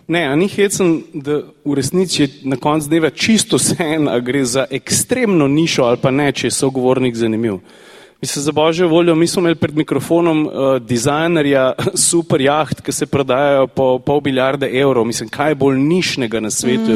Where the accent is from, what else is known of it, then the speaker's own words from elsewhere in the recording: Slovenia; Slovenci smo narod tehnične kulture